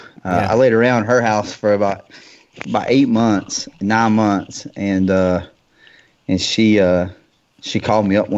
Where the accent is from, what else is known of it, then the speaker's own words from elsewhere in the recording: West Virginia, United States; now in North Carolina, United States; I'm originally from West Virginia